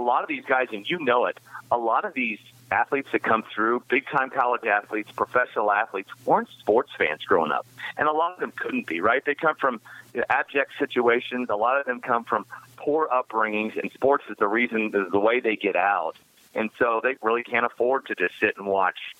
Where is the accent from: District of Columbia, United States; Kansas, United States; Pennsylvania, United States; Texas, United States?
Kansas, United States; we're both from Kansas, and we know all about the small-town upbringing.